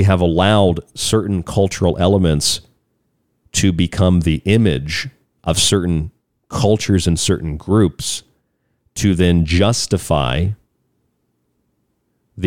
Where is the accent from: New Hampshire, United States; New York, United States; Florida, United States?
Florida, United States; I'm from the state of Florida, I'm from the South